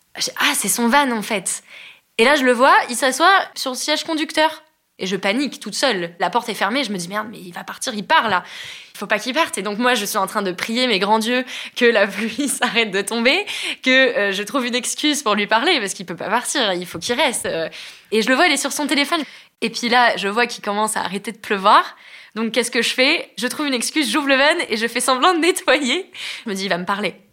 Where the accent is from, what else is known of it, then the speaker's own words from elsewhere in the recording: France; je suis française